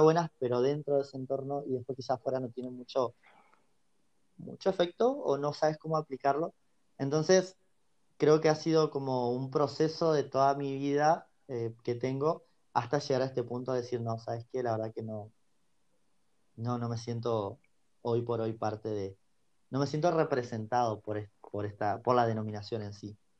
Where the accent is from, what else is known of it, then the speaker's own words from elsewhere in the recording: Argentina; also born or lived in Pico Truncado, Santa Cruz; soy acá Argentina, precisamente ahora estoy en la parte sur, en, la, ciudad de Pico Truncado, acá en Santa Cruz.